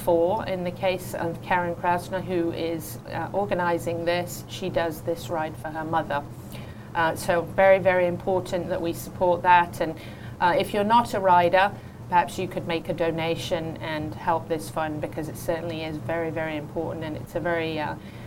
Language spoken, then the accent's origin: English; England, United Kingdom; now in United States; growing up in England